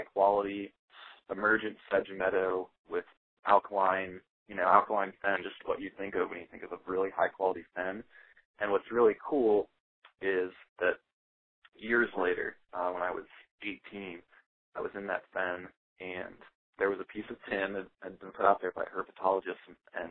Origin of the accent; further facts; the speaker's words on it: Worthington, Ohio, United States; also born or lived in Dublin, Ohio; I'm from Worthington. Well, I grew up in Dublin and Worthington